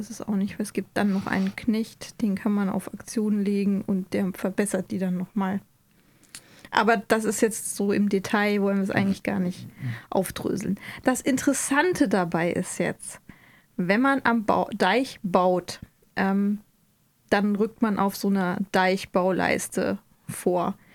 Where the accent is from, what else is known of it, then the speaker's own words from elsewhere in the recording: Hesse, Germany; Ich bin ja auch Hesse